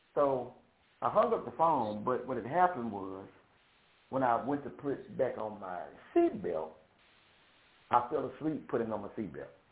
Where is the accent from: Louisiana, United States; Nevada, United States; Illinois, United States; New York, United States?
Louisiana, United States; Shreveport; I am from Shreveport, Louisiana